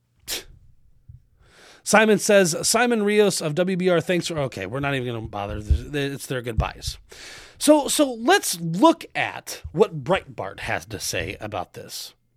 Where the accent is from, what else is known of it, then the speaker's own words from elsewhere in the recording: Arizona, United States; I grew up in Arizona